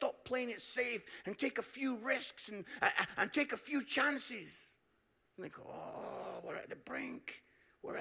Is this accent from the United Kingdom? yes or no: yes; Edinburgh, Scotland, United Kingdom; moved away as an adult; also born or lived in Barnsley; some of you can pick up from my accent, I'm from Edinburgh